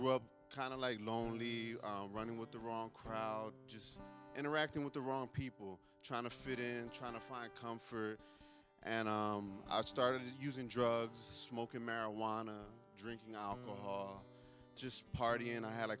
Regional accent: Philadelphia, Pennsylvania, United States; I'm from North Philadelphia. I've been in Teen Challenge now for 8 months. My story starts in Philadelphia.

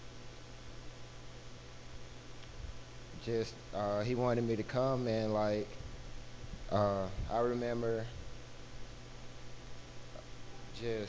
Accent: Albemarle, North Carolina, United States; also born or lived in Minnesota; So I grew up here in Albemarle, going to a Baptist church

